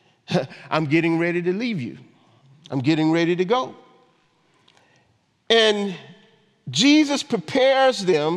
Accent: Augusta, Georgia, United States; moved away; my hometown, Augusta, Georgia

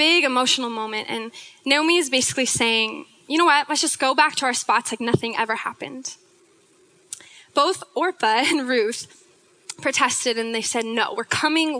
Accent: Snohomish, Washington, United States; I hail from Snohomish, Washington

